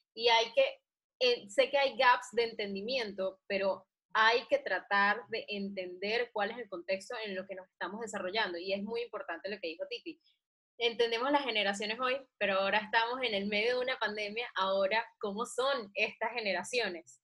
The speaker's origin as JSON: {"language": "Spanish", "country": "Venezuela", "said": "los venezolanos somos los nuevos chinos"}